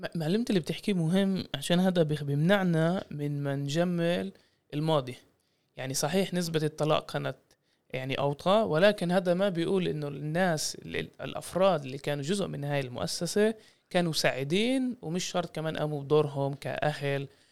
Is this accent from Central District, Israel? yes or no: no; Jaffa, Tel Aviv District, Israel; انا من يافا واجدادي مرقوا النكبه